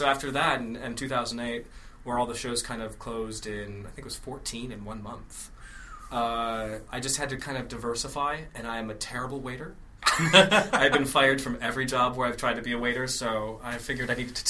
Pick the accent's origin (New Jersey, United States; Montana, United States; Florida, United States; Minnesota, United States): Minnesota, United States; moved away as an adult; I grew up in, Minnesota.